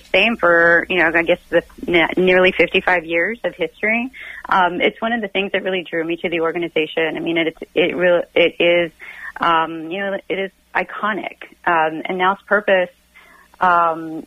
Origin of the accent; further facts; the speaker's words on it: Austin, Texas, United States; moved away as an adult; now in Virginia, United States; my hometown of Austin, Texas